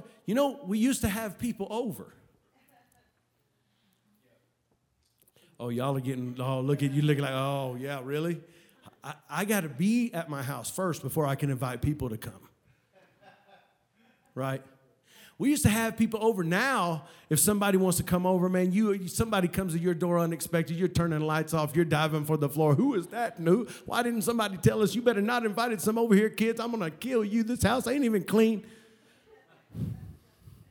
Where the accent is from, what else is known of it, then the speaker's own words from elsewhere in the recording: Oklahoma, United States; moved away; I come from Oklahoma, the land of the trees.